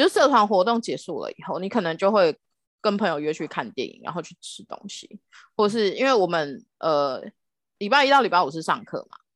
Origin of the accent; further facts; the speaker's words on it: Philippines; also born or lived in Manila; now in Taiwan; 我是在菲律宾长大的